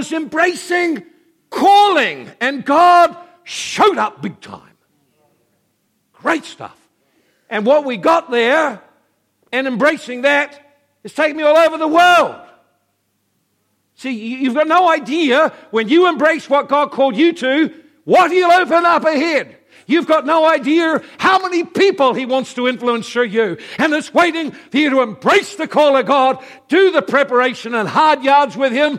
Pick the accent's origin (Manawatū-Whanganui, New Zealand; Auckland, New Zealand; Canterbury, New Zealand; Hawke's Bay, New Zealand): Hawke's Bay, New Zealand; Napier; now in Hastings, New Zealand; I grew up in Napier